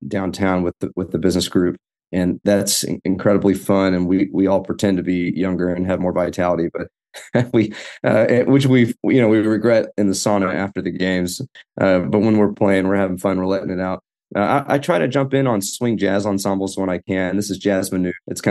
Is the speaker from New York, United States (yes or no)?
no; Fort Worth, Texas, United States; I grew up here in Fort Worth, where I'm a professor